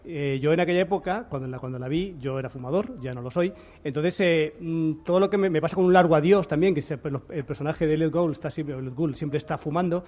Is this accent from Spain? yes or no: yes; Spain; cómo somos los españoles